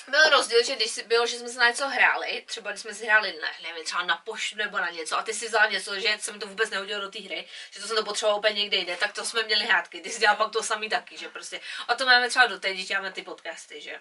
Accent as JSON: {"language": "Czech", "country": "Czechia", "moved": "yes", "lives_now": "England", "said": "my jsme z Čech, jsme z malé vesnice"}